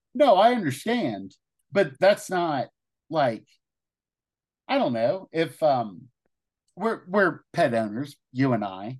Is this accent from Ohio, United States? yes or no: yes; Ohio, United States; where I grew up in Ohio